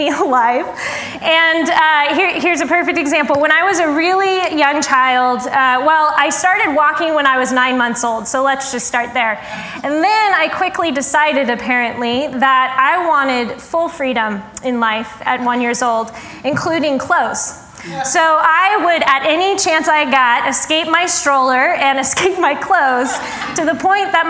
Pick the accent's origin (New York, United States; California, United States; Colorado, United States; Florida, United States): Colorado, United States; Denver; I am from Denver.